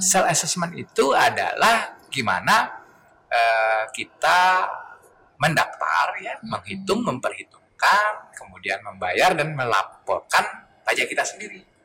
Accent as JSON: {"language": "Indonesian", "town": "Karangasem", "region": "Bali", "country": "Indonesia", "tie": "born or raised there", "moved": "yes", "lives_now": "Denpasar, Indonesia", "said": "asli saya Karangasem ya. Saya dari Karangasem"}